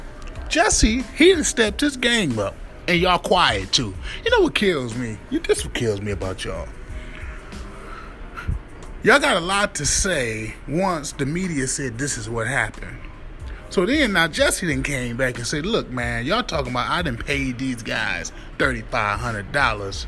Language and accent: English; Midwest, United States; now in New York City, United States; I've been gone from the Midwest for years